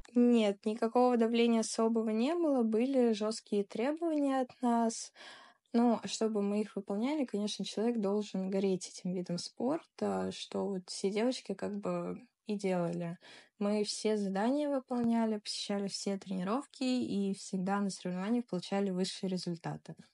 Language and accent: Russian; Moscow, Russia; Я из Москвы